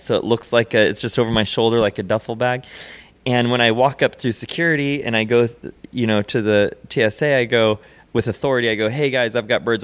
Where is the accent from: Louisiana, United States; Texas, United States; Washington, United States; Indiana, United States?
Washington, United States; Seattle; now in Hollywood, United States; I live in Hollywood, California now, but I was, you know, I was brought up in Seattle